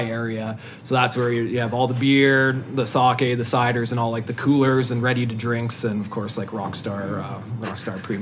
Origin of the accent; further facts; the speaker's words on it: Slave Lake, Alberta, Canada; moved away as an adult; now in Edmonton, Canada; I grew up in Slave Lake